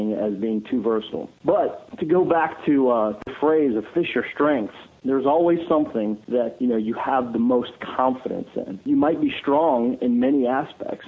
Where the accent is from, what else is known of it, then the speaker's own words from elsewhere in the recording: United States; growing up in the Potomac River area